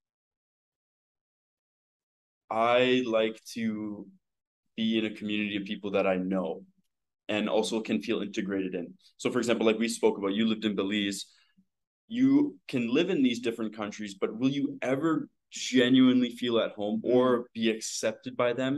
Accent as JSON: {"language": "English", "region": "Northern Ontario", "country": "Canada", "tie": "born or raised there", "also_born_or_lived": "Serbia", "moved": "as an adult", "said": "Growing up in Canada, like, I'm from Northern Ontario"}